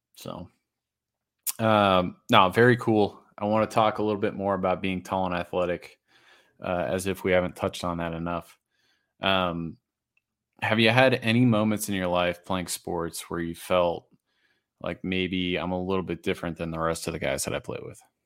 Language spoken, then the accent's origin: English; Massachusetts, United States; now in Denver, United States; I grew up in Massachusetts